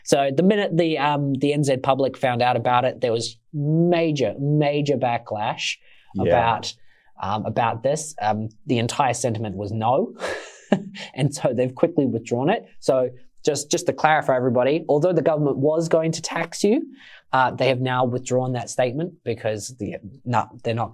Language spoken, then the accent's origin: English; Australia; now in New Zealand; I am Australian